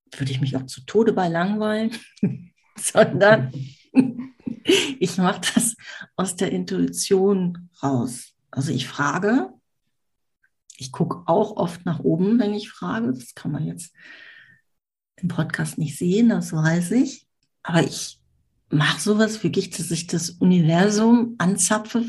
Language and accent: German; Düsseldorf, North Rhine-Westphalia, Germany; Ich komme aus Düsseldorf, wohne jetzt am Stadtrand von Düsseldorf.